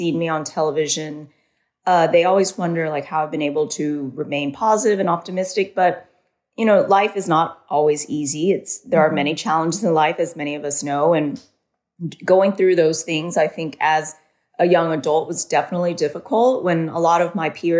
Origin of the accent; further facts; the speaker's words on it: Southern California, United States; I was born in Southern California. I grew up as an only child